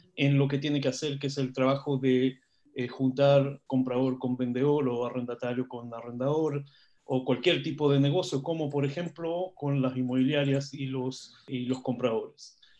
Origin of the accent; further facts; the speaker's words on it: Israel; now in Chile; yo no soy chileno, soy israelí yo